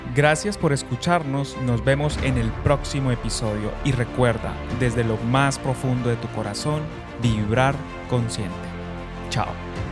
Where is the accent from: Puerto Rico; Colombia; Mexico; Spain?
Colombia; moved away as an adult; now in Canada; Si yo estoy en Canadá, soy colombiano